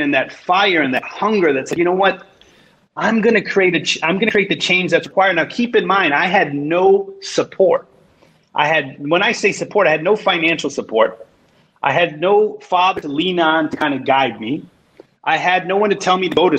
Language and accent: English; Chicago, Illinois, United States; I grew up in Chicago, in Pilsen, in this amazing, diverse community.